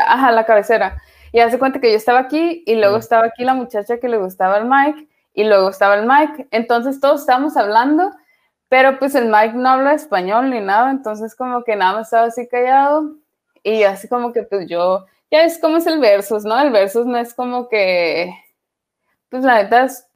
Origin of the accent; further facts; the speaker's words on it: Tijuana, Baja California, Mexico; moved away as an adult; now in Netherlands; Nosotros en Tijuana pensamos que somos eh, gringos, pero pues la neta no, no. Seguimos siendo bien mexicanos